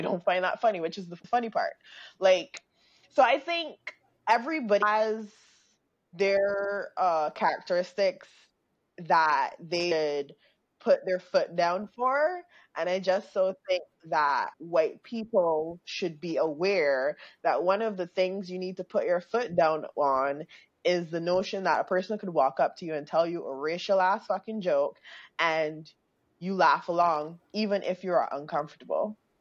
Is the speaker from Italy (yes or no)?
no; Barbados; moved away; also born or lived in Grenada; growing up in Barbados, like being from Grenada